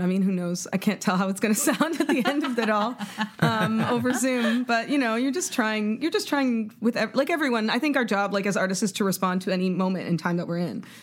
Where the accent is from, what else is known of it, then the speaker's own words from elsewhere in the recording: Toronto, Ontario, Canada; I grew up in Canada, like, which is in Toronto